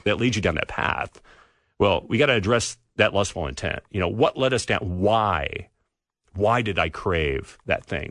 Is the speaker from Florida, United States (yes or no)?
no; California, United States; moved away; So I grew up in California.